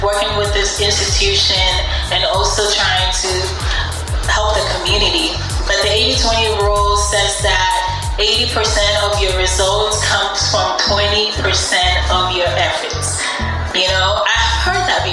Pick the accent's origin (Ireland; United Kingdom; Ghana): Ghana; also born or lived in Norfolk, Virginia; now in United States; I was born and raised in Ghana, and my mom wanted us to come here for education.